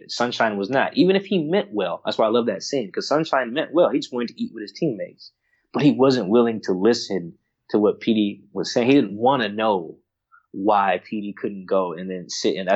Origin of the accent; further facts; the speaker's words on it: Florida, United States; now in Seattle, United States; I grew up in Florida went to California for college, Palo Alto, um, at that, and then you know has now settled in like Seattle.